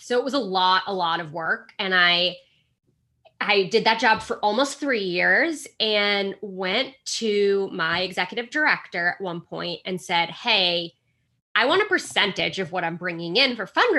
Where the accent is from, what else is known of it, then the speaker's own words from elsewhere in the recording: Boston, Massachusetts, United States; So I grew up in the Boston area, so suburbs of Boston, went to college about 20 minutes away from home